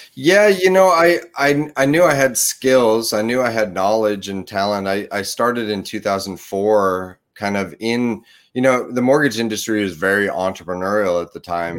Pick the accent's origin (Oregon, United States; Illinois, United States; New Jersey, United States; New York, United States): Oregon, United States; Portland; also born or lived in Chattanooga, Tennessee / Beaverton, Oregon; I grew up in the, the Portland, Oregon, Beaverton, Oregon area